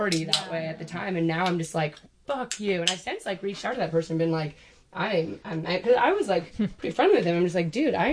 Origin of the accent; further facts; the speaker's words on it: Whidbey Island, Washington, United States; I'm from Whidbey Island